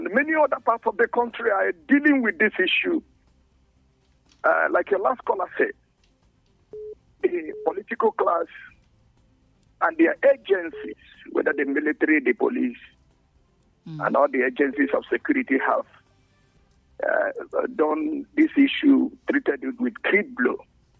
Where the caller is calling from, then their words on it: Jos, Plateau, Nigeria; Thank you very much … from Refuge here in Jos.